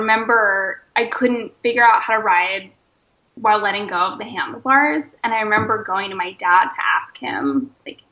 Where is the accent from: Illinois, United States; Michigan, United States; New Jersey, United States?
New Jersey, United States; Woodbury; also born or lived in Philadelphia, Pennsylvania; now in Oakland, United States; Spent most of my life in southern New Jersey, in Woodbury